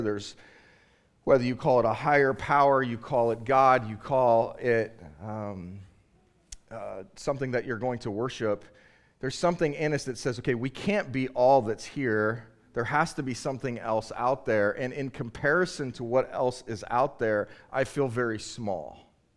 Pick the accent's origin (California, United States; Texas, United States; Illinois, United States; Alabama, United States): California, United States; Southern; now in Boston, United States; I'm originally from California, Southern California